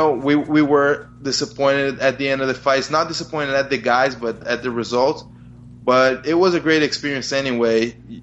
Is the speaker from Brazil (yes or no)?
yes; Brazil; also born or lived in New Jersey, United States; So I was born in New Jersey. I lived there until I was 6 years old, and then my parents got divorced, so I went back with my mother to Brazil